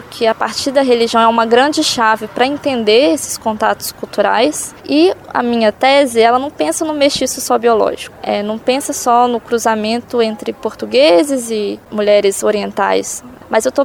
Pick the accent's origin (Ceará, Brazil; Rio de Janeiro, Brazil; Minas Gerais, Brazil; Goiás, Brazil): Minas Gerais, Brazil; Viçosa; Eu voltei para casa dos meus pais em Viçosa.